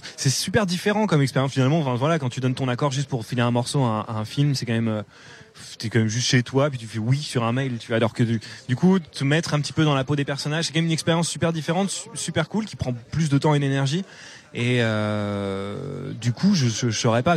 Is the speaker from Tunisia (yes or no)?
no; Normandy, France; moved away as an adult; en tant que bon normand